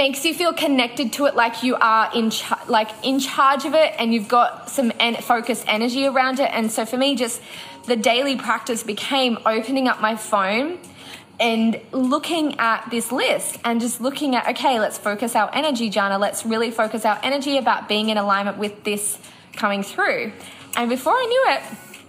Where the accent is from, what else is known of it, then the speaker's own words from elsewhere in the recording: Noosa, Queensland, Australia; when we're back in Noosa, which is my hometown